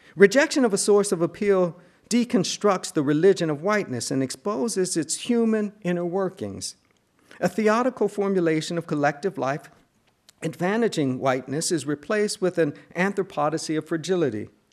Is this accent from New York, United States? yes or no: yes; Buffalo, New York, United States; moved away; also born or lived in Cambridge; the kind of theological propositions with which I grew up in Buffalo, New York